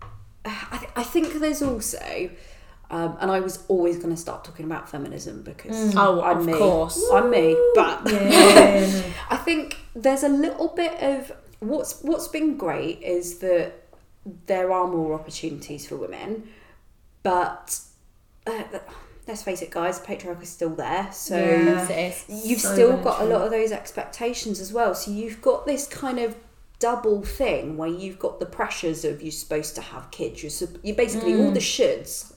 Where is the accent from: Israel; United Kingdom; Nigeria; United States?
United Kingdom; Fetcham, South East England; now in London, United Kingdom; I'm not originally from London. I'm from a village, well, Fetcham in Surrey